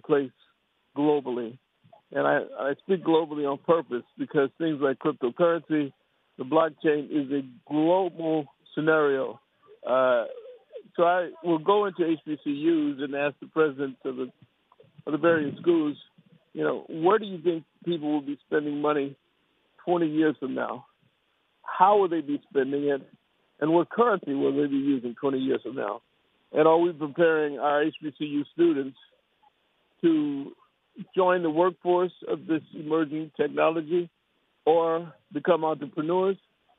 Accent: St. Louis, Missouri, United States; I'm from St. Louis. I hail from St. Louis, although I have properties around the country

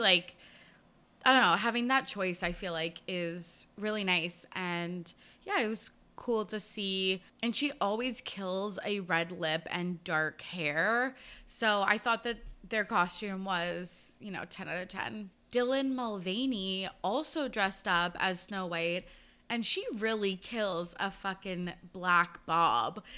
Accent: Canada; I'm Canadian.

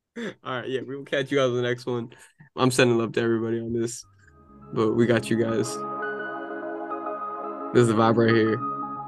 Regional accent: Daly City, California, United States; I'm from Daly City. I got the 415 area code.

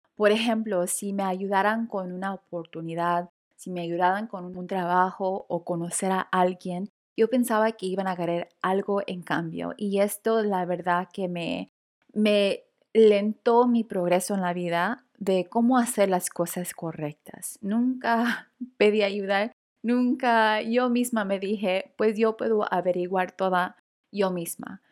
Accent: Los Angeles, California, United States; latina de primera generación, nacida y criada en Los Ángeles, California

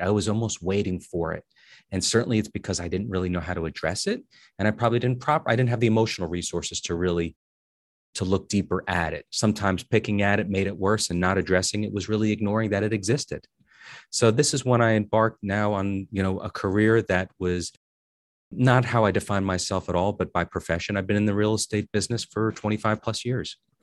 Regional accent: Paterson, New Jersey, United States; I'm from Paterson, New Jersey

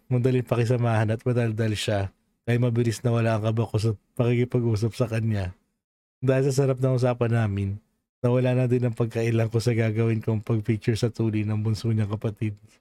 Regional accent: Philippines; also born or lived in Parañaque; now in United States; born and raised in Philippines tayo

